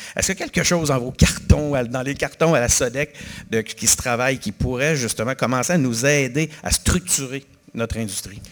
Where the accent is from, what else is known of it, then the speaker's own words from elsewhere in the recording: Quebec City, Quebec, Canada; je suis de Québec, puis là, je viens à Montréal moins souvent depuis un certain temps